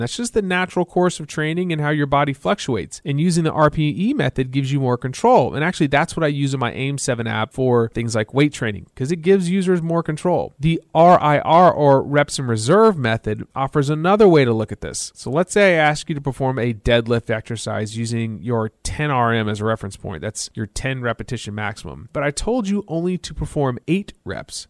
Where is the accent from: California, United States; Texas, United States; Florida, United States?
Texas, United States; I'm from Texas, and in my home state, we love to smoke meat